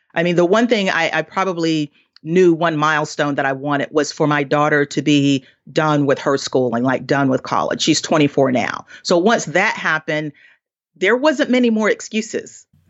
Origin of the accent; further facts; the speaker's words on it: the South, United States; I grew up in poverty in the South